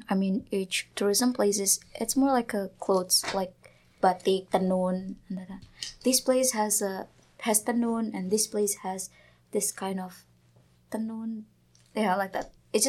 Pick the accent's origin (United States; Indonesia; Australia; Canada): Indonesia; Banyuwangi, East Java; moved away as an adult; Banyuwangi. It's eastern tip of Java Island.